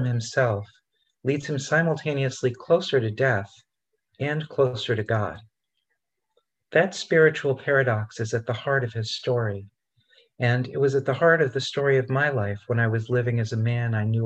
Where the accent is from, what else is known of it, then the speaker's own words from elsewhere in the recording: Rochester, New York, United States; when I was a kid growing up in Rochester, New York